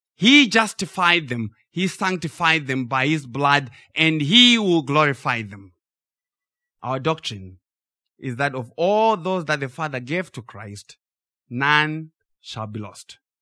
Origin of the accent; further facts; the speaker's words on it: Zimbabwe; we grew up in Zimbabwe